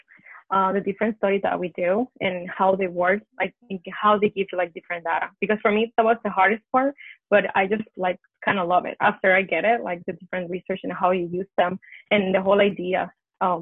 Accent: Puerto Rico; I'm from Puerto Rico

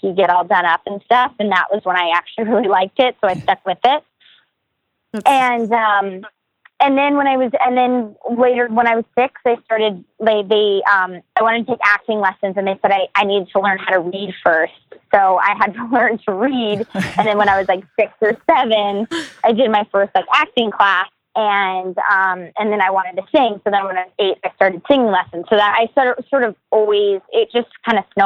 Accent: Marlboro, New Jersey, United States; Marlborough, New Jersey, that's where I'm from. That's where I grew up.

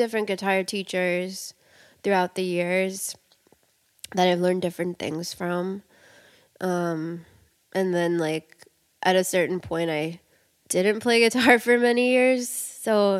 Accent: New York City, New York, United States; I grew up in Queens

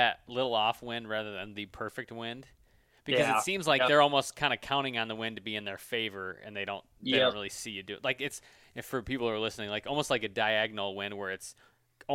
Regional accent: Michigan, United States; So clearly we're from Michigan

